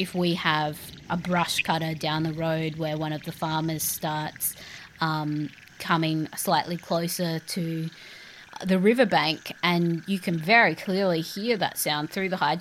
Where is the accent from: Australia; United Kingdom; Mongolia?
Australia; I'm an Australian artist, curator and composer